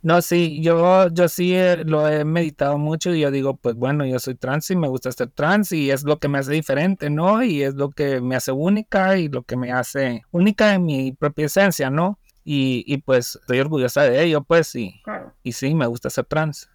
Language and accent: Spanish; Guatemala; Guatemala, mi país